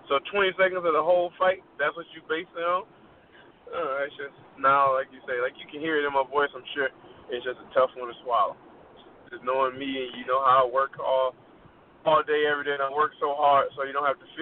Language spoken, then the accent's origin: English; Chicago, Illinois, United States; Chicago, my hometown